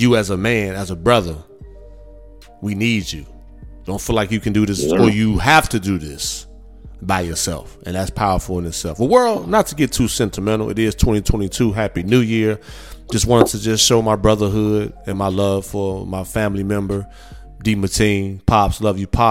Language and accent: English; Midwest, United States; now in Houston, United States; I'm from the Midwest, born and raised